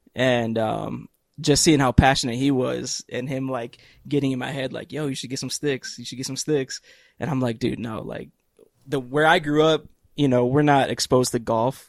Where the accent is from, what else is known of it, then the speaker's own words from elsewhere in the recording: Cleveland, Ohio, United States; Cleveland, Ohio, where I'm from.